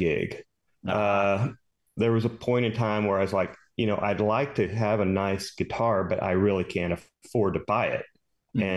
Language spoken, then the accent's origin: English; Dallas, Texas, United States; I'm from Dallas